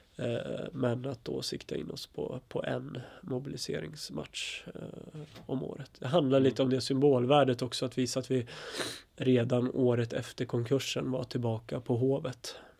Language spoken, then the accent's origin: Swedish; Östersund, Jämtland, Sweden; now in Stockholm, Sweden; Jag är från, faktiskt från Östersund från början, och uppväxt i Östersund.